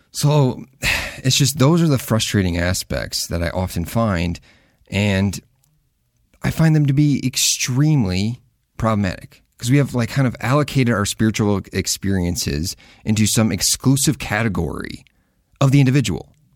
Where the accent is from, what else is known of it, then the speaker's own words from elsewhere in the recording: Midwest, United States; I grew up in the Midwest